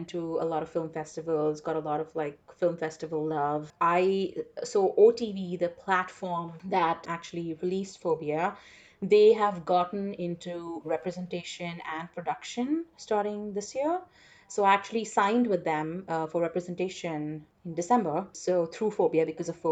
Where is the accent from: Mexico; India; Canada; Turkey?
India; first language English; moved away as an adult; also born or lived in Chicago; now in United States; growing up in India